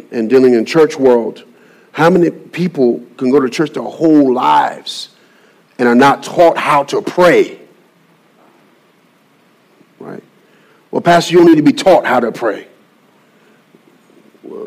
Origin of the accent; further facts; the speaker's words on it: Birmingham, Alabama, United States; now in Salisbury, United States; I'm from Birmingham, Alabama.